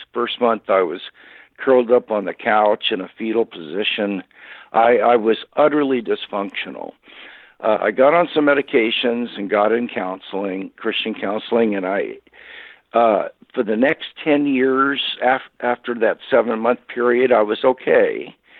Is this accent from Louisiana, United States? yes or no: no; Kansas City, Missouri, United States; moved away; I, I was born and raised in Kansas City, Missouri